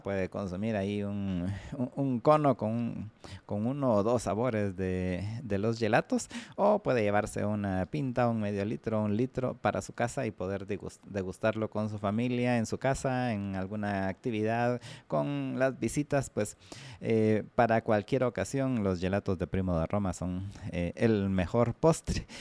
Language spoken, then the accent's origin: Spanish; Guatemala